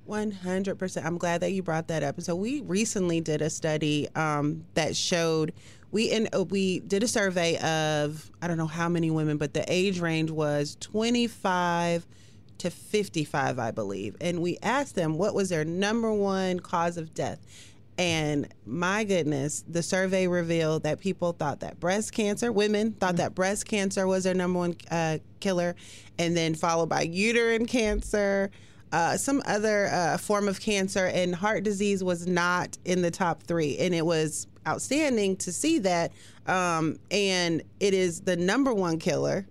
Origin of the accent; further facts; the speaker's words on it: West Coast, United States; also born or lived in North Carolina; now in Hampton Roads, Virginia, United States; I'm from the West Coast, but moved to the East Coast